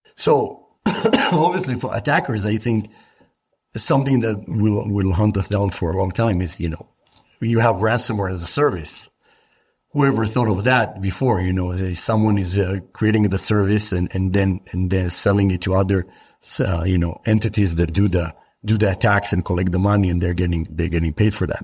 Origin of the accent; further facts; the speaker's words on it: Israel; I grew up in Israel